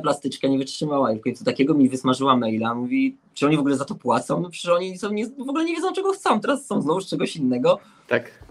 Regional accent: Łódź, Łódź Voivodeship, Poland; my jesteśmy z Łodzi, także to jest zagłębie jak gdyby szycia

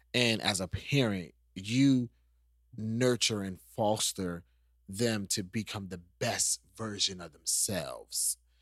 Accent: New York, United States; moved away; I'm from New York.

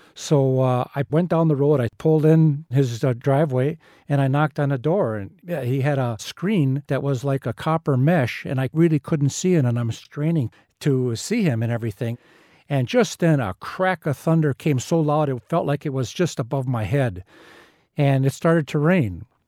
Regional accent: Wisconsin, United States; I'm from Wisconsin

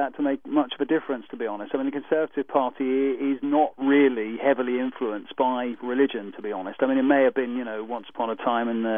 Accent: United Kingdom; we're a monarchy

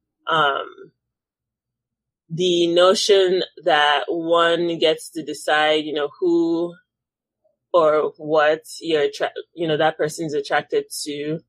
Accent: Nigeria; moved away as an adult; now in United States; growing up in Nigeria

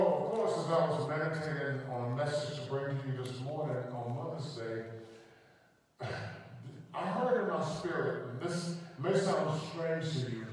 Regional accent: United States; growing up in America.

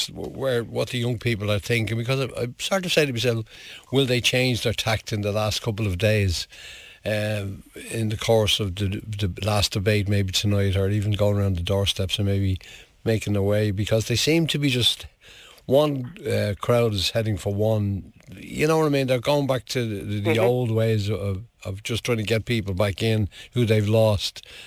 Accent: Ireland; being Irish

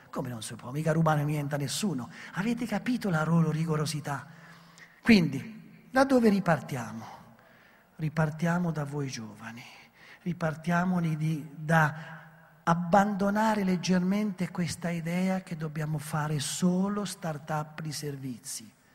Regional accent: Italy; noi italiani siamo molto speciali

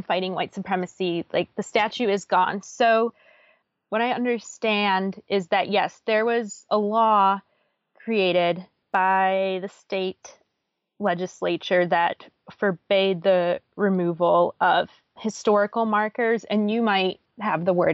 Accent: Chicago, Illinois, United States; also born or lived in Pittsboro, Chatham County, North Carolina; now in Chapel Hill, United States; I am from Illinois

